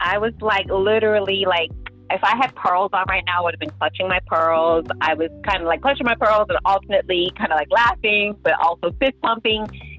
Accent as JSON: {"language": "English", "town": "Peckham", "region": "London", "country": "United Kingdom", "said": "I'm from Southeast London."}